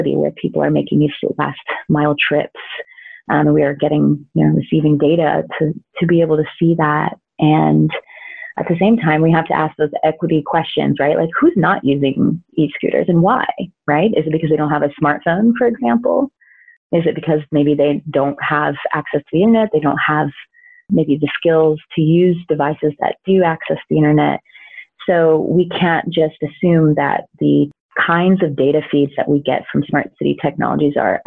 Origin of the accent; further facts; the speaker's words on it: San Antonio, Texas, United States; I now work in my hometown, which is San Antonio, Texas